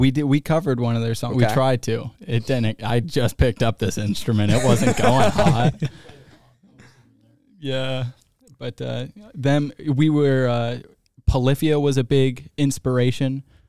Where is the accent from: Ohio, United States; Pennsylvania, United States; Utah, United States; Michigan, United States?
Michigan, United States; Detroit; now in Augusta, United States; I'm from Detroit.